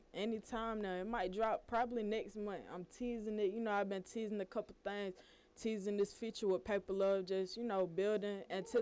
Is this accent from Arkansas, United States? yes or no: no; Atlanta, Georgia, United States; I'm straight out of East Atlanta.